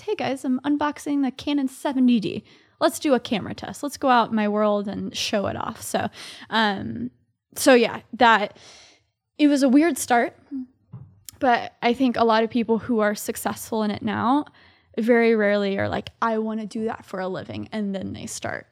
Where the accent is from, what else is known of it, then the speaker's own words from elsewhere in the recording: Dallas, Texas, United States; moved away as an adult; now in New York City, United States; I grew up in Dallas, Texas, so I'm a Southerner living here in New York City.